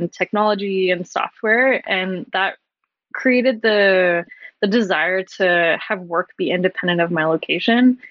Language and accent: English; rural Alberta, Canada; I grew up on a really small acreage near a small town in rural Alberta in Canada